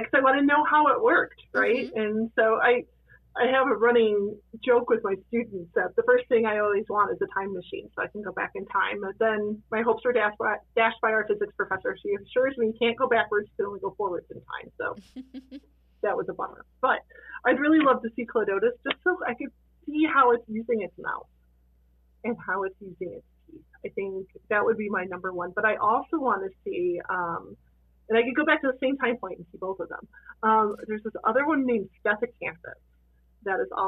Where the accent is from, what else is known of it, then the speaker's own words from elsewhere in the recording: Chicago, Illinois, United States; now in Meadville, United States; I grew up in Chicago